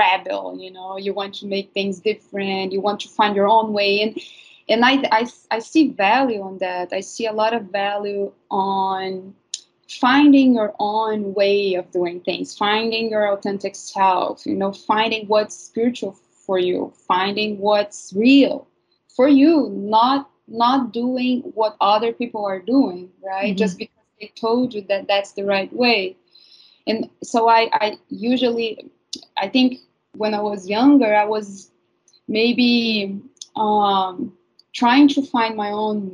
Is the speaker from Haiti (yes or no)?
no; Brazil; moved away; I'm from Brazil, and I grew up among spiritual healers